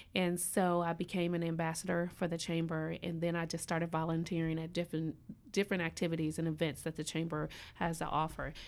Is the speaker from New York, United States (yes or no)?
no; Indianapolis, Indiana, United States; moved away as an adult; also born or lived in Gainesville, Florida; now in Tallahassee, United States; I'm a transplant, I am originally from Indianapolis, and I came here by way of coaching over at Florida State University.